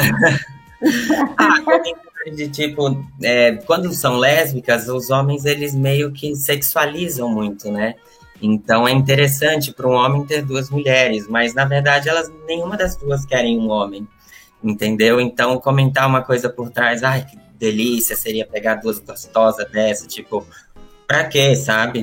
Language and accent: Portuguese; Bahia, Brazil; moved away as an adult; now in São Paulo, Brazil; Eu vim para São Paulo com 18 anos e eu sou da Bahia.